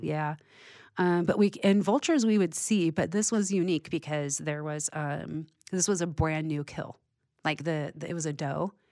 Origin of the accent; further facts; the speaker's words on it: California, United States; I'm born and raised in California.